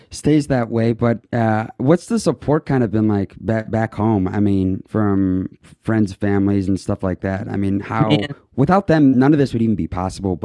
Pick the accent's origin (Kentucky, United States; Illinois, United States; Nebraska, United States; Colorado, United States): Illinois, United States; Chicago area; I'm from Chicago